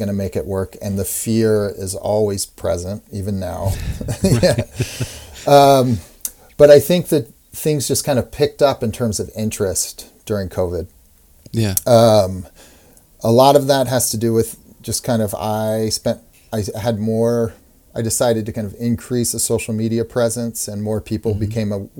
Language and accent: English; Portland, Oregon, United States; moved away as an adult; also born or lived in Massachusetts; now in Brooklyn, United States; very young, 3 years old, we moved to Portland, Oregon. And that's where I grew up.